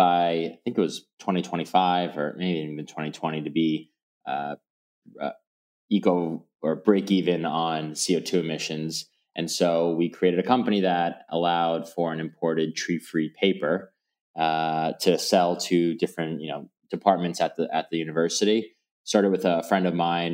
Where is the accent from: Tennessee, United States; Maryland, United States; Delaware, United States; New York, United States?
New York, United States; New York City; being fortunate enough to grow up in the city